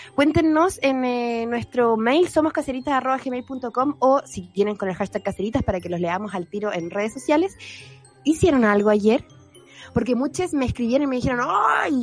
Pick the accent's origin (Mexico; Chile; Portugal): Chile; chilenos mestizos que somos